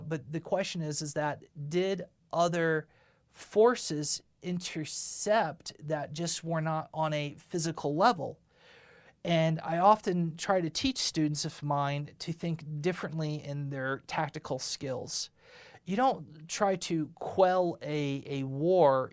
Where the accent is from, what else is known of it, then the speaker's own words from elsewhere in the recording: United States; I am American. I am not from a foreign country